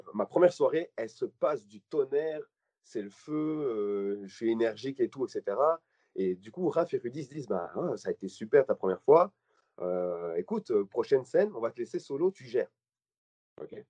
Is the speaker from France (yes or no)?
no; Belgium; je suis belge